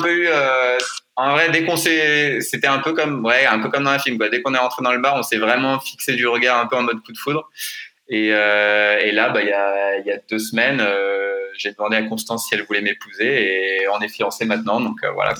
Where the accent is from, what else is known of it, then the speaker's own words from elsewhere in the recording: France; on est français